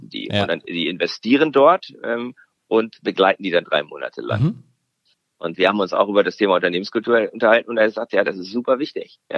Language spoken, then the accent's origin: German; Sweden; Ne, ich als Schwede, für mich ist es sehr magnetisch